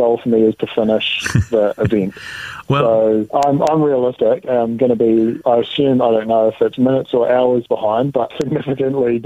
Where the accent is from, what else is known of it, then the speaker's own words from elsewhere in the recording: Dunedin, Otago, New Zealand; moved away; my hometown in Dunedin. That's, where my roots are